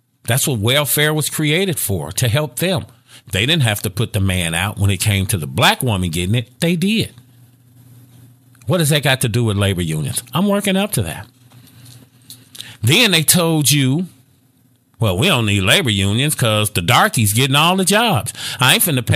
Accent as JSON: {"language": "English", "town": "Gary", "region": "Indiana", "country": "United States", "moved": "yes", "lives_now": "Dallas, United States", "said": "I'm from Gary, Indiana"}